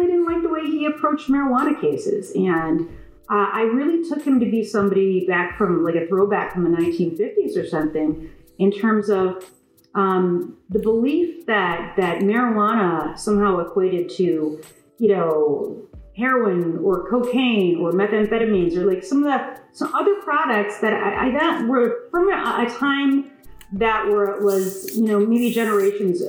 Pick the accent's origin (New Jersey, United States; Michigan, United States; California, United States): Michigan, United States; West Bloomfield; I'm a lifelong Michigander. I grew up in West Bloomfield